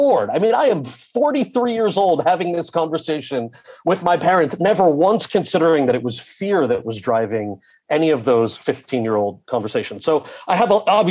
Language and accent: English; New Jersey, United States; my brother and I, born and raised in New Jersey, were raised fully American kids, bilingual